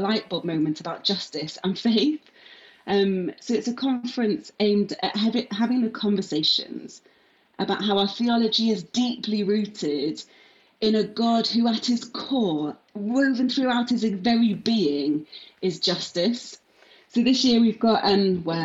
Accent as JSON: {"language": "English", "town": "Manchester", "region": "North West England", "country": "United Kingdom", "tie": "born or raised there", "also_born_or_lived": "Leeds / London", "moved": "as an adult", "lives_now": "Cardiff, United Kingdom", "said": "I grew up in Manchester, went to university in Leeds, worked in London for a bit, and now I live in my favourite city of Cardiff."}